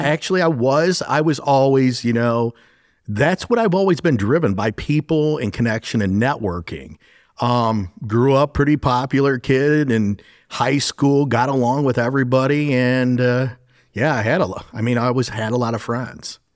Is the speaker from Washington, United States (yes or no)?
no; Sandusky County, Ohio, United States; My father actually was, um, he's now a retired captain of the Sandusky County Sheriff's Office